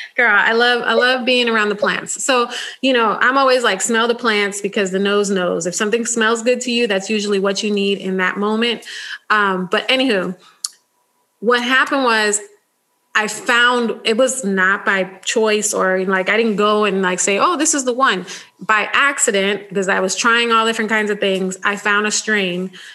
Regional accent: United States; I was born in the United States

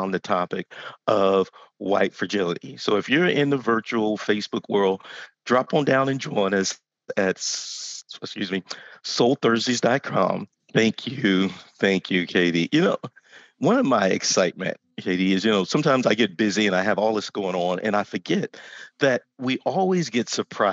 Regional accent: Texas, United States; I grew up in Texas.

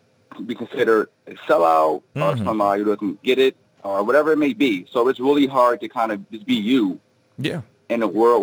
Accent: Philadelphia, Pennsylvania, United States; I grew up in Philadelphia my whole life, and you know, I grew up 90% black, everything from grade school up to high school

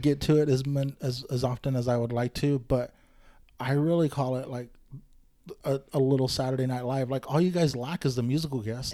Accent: Bakersfield, California, United States; I grew up in Bakersfield

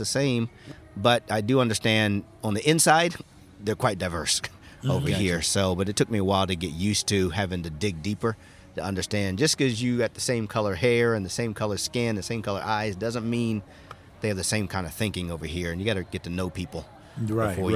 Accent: United States; moved away as an adult; now in Japan; I'm from America

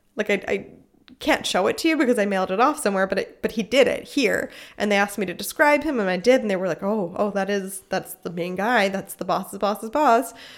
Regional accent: United States; moved away as an adult; now in Germany; I as an American

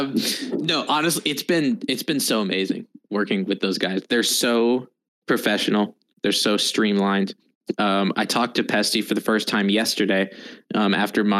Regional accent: United States; as an American, everybody plays FPS games. So that's what I did a lot in grade school

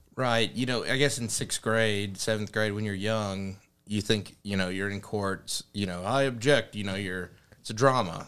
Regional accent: Jonesboro, Arkansas, United States; moved away as an adult; now in Paragould, United States; growing up in Jonesboro

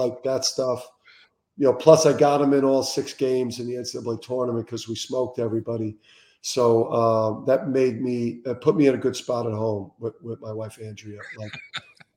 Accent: Jersey City, New Jersey, United States; growing up in Jersey City

